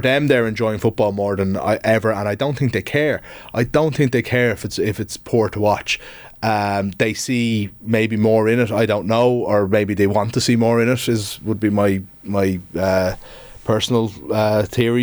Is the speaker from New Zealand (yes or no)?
no; Dublin, Leinster, Ireland; I'm from Dublin, was born in Dublin and, um, like, was more into the dubs as a kid